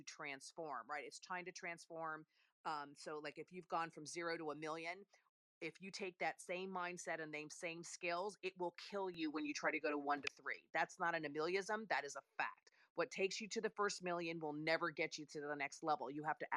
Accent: Italy; moved away; I'm Italian. I was born and raised in Italy

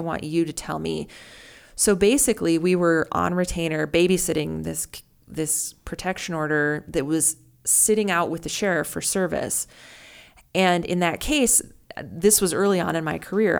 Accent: North Dakota, United States; now in Omaha, United States; I grew up in North Dakota also

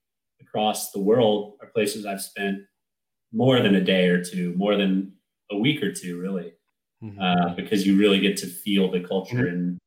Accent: United States; as an American

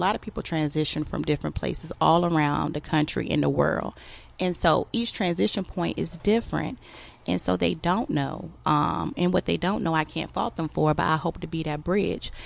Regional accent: Norfolk, Virginia, United States; I grew up in Norfolk, Virginia, and I've been surrounded by the military my entire life.

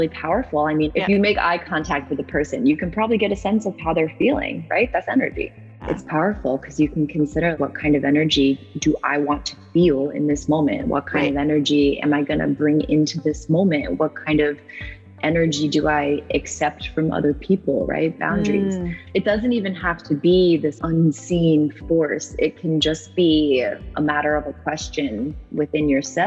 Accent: East Coast, United States; also born or lived in New York; now in California, United States; I'm from the East Coast

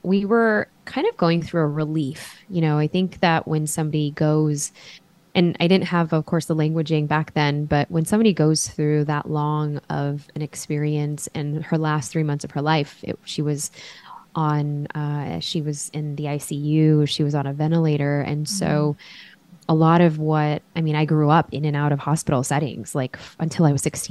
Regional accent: Chicago, Illinois, United States; we grew up in Chicago

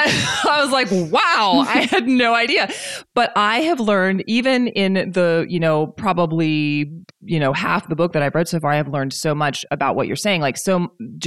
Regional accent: the South, United States; growing up in the South too

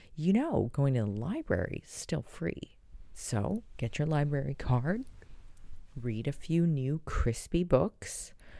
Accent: San Diego, California, United States; San Diego's shelters, my hometown

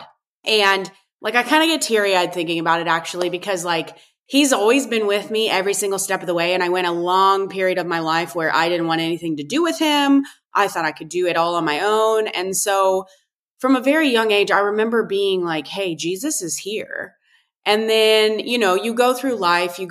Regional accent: Northeast Kansas, United States; I was born and raised in Northeast Kansas on a purebred cattle ranch

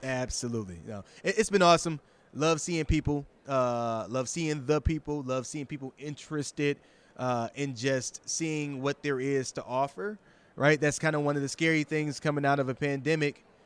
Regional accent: Michigan, United States; I'm not from Detroit proper, but from Michigan

